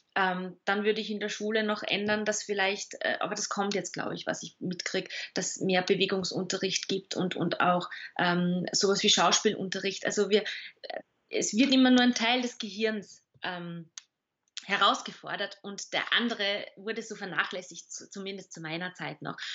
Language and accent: German; Salzburg, Austria; now in Vienna, Austria; ich bin ja Salzburgerin, also ich bin quasi Gast in Wien selbst seit 15 Jahren